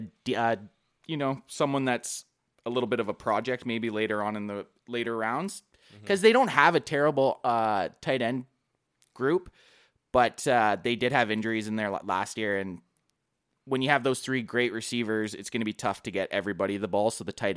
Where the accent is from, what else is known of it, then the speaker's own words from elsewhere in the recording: Canada; I've actually had a few people already beak me for being Canadian.